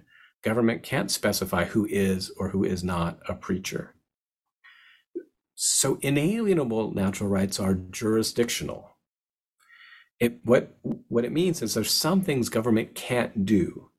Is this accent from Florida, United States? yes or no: no; Seattle, Washington, United States; I'm from Seattle. That's how I knew about it.